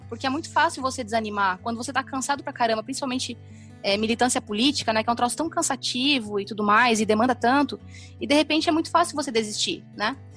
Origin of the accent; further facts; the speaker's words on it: Três Passos, Rio Grande do Sul, Brazil; moved away as an adult; also born or lived in Santa Maria, Brazil; now in Florianópolis, Brazil; eu sou gaúcha, de, eu nasci em Santa Maria, mas me criei em Três Passos, que é uma cidade do noroeste do Rio Grande do Sul